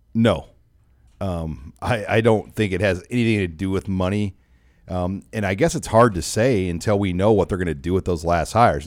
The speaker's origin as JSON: {"language": "English", "town": "Omaha", "region": "Nebraska", "country": "United States", "tie": "born or raised there", "said": "I grew up in Omaha."}